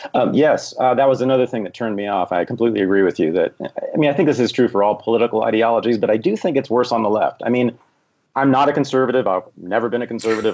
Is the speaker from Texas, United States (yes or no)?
no; Berkeley, California, United States; I was born in Berkeley, California in 1965